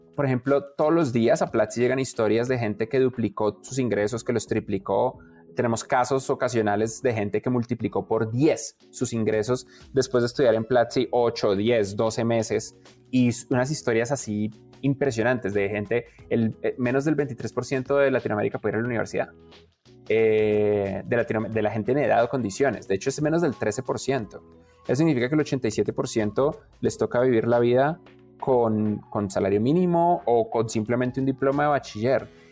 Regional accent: Colombia; ambos somos colombianos

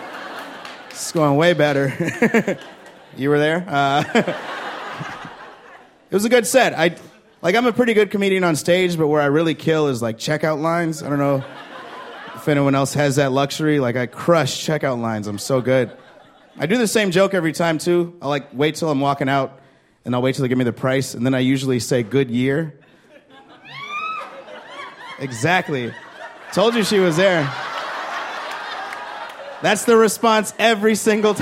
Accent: Chicago, Illinois, United States; I'm from Chicago

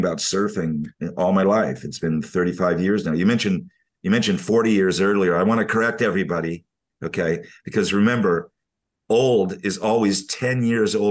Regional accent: California, United States; moved away as an adult; also born or lived in Australia; now in Bali, Indonesia; for us in California

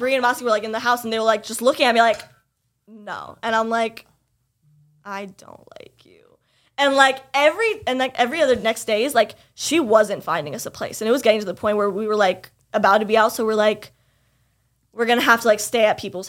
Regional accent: Florida, United States; first language English; moved away as an adult; also born or lived in Lebanon (family) / Pakistan (family); now in New York, United States; I had said Florida. And like, I came from Florida.

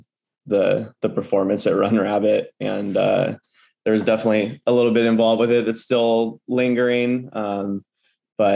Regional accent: Port Townsend, Washington, United States; now in Seattle, United States; I grew up in Port Townsend, which is a small town on the Olympic Peninsula here in Washington State

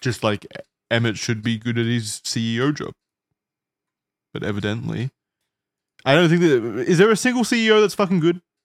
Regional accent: Australia; as an Australian

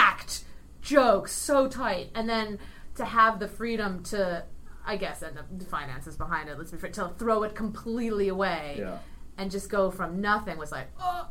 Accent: Ohio, United States; also born or lived in New York; now in Los Angeles, United States; I grew up in Ohio

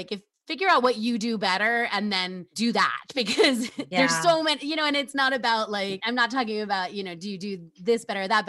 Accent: New York, United States; I grew up in New York

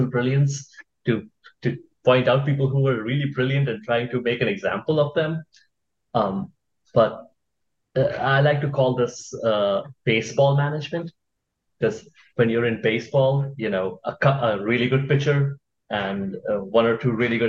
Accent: India; moved away as an adult; now in United States; I grew up in India. I was in India all through high school. Then I moved here for college

